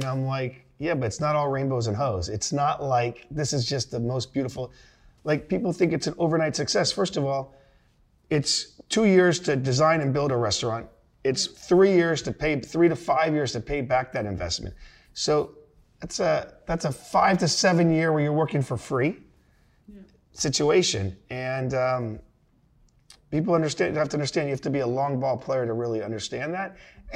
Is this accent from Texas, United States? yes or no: no; Naples, Florida, United States; Naples, Florida. It's a retirement community. Most of my friends, sadly, have passed away because they were 90 years old when I grew up with them.